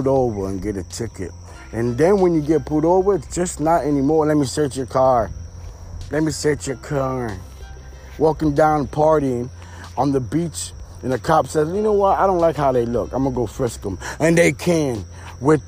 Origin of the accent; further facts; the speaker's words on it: Florida, United States; also born or lived in Pennsylvania; I'm from Florida. I lived in Florida since I was a jitterbug.